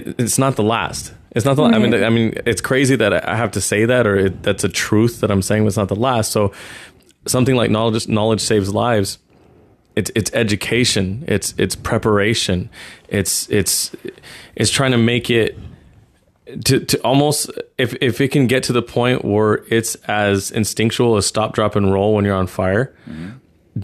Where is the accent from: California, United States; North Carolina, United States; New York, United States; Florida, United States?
California, United States; Dos Palos; I'm from Dos Palos